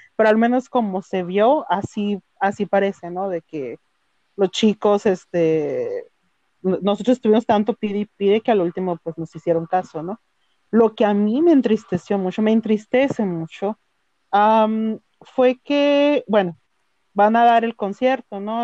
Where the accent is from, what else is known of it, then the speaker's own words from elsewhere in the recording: northern Mexico, Mexico; soy de México del norte del país